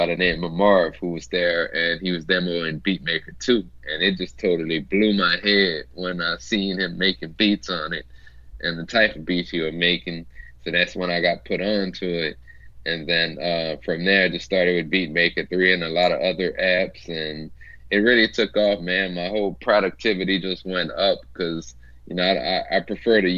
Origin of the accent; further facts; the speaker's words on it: Louisiana, United States; I'm from Louisiana